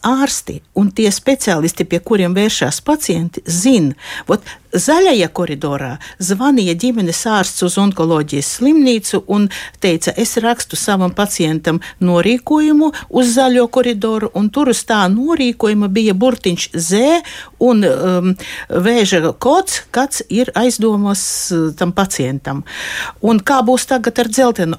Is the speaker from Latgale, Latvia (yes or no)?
yes; Aglona, Latgale, Latvia; es pati esmu dzimusi Aglonā